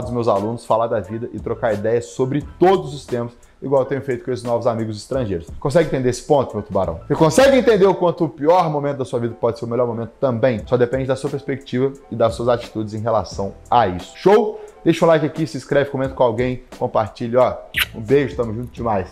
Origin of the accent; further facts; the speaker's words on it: Brazil; moved away as an adult; also born or lived in interior of Rio de Janeiro; Quando eu saí do Brasil, vi que eu falava inglês